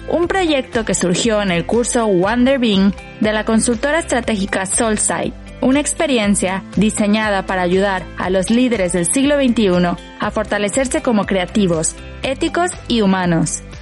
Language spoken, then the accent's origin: Spanish; Mexico; Para los españoles, mi acento es mexicano. Para los mexicanos, sueno cada vez más como los españoles.